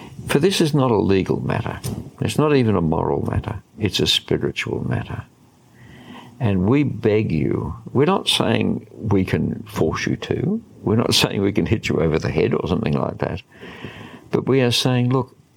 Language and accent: English; Australia; as an Australian